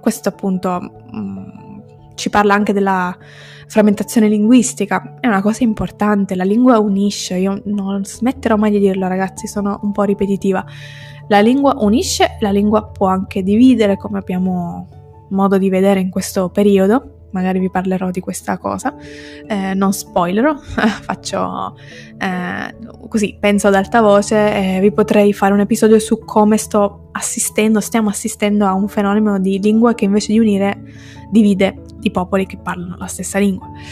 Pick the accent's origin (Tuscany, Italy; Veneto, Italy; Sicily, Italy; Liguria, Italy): Sicily, Italy; first language Italian and Sicilian; io sono italiana ma sono anche siciliana, quindi ho due lingue native